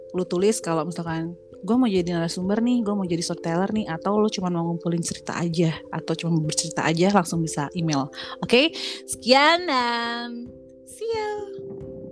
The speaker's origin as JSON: {"language": "Indonesian", "region": "Bali", "country": "Indonesia", "said": "sebagai orang Bali"}